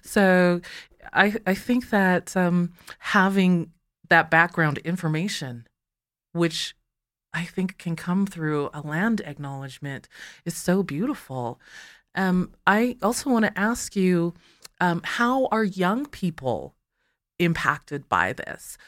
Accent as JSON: {"language": "English", "town": "Calgary", "region": "Alberta", "country": "Canada", "tie": "born or raised there", "first_language": "English", "said": "I'm born in Calgary"}